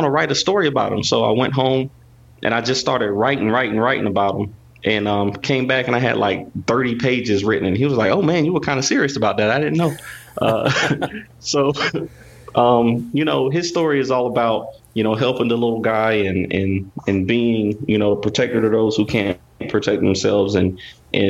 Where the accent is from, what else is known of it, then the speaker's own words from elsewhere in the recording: North Carolina, United States; I was growing up in North Carolina